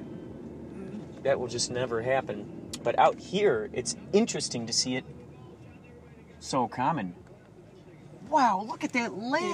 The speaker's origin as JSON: {"language": "English", "town": "Chicago", "region": "Illinois", "country": "United States", "moved": "yes", "said": "I'm from Chicago where it's flat out there and it's got its own great things and I love it."}